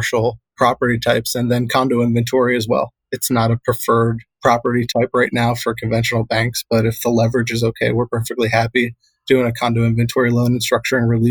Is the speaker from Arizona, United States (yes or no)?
no; Delaware, United States; moved away; when I grew up in Delaware